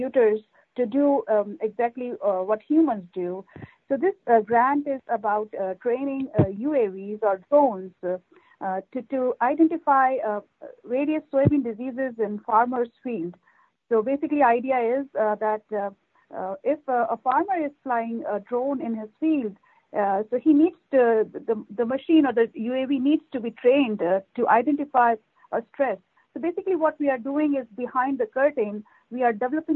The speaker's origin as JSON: {"language": "English", "country": "India", "tie": "born or raised there", "also_born_or_lived": "Canada", "moved": "as an adult", "lives_now": "Iowa, United States", "said": "I'm a native from India"}